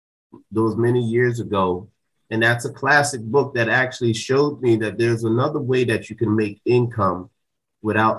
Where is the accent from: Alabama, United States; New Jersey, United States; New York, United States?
New Jersey, United States; Jersey City; moved away; I grew up in Jersey City, New Jersey